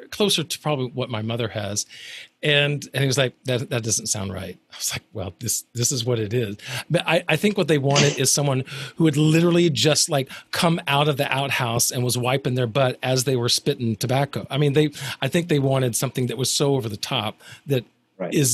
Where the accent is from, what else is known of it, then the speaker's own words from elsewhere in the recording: Alabama, United States; I'm from Alabama, so whenever I go back to Alabama, if I've been there a few days or, or, or I'm around my family, then it can start to come out a little bit.